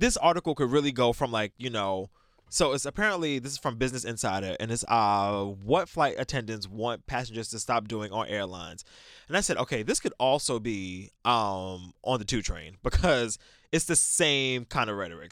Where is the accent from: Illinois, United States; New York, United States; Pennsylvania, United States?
New York, United States; New York City; I'm from New York